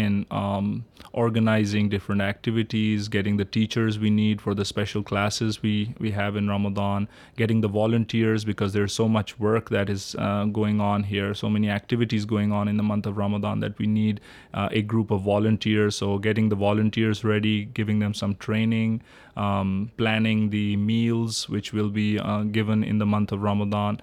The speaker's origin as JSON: {"language": "English", "country": "Pakistan", "tie": "born or raised there", "moved": "yes", "lives_now": "East Lansing, United States", "said": "I am from Pakistan originally, born and raised there"}